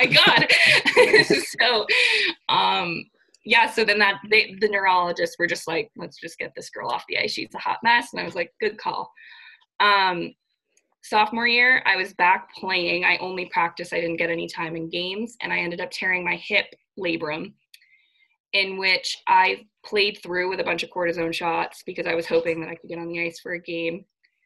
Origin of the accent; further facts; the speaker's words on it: Scarborough, Maine, United States; also born or lived in Fairfield, Connecticut; I am from Scarborough, Maine, which is the greater Portland area